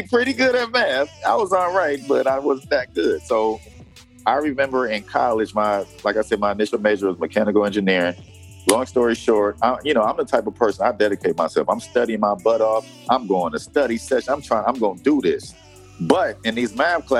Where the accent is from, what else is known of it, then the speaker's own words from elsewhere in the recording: Detroit, Michigan, United States; moved away as an adult; now in Macon, Georgia, United States; where I came from in Detroit, Michigan, the people I was surrounded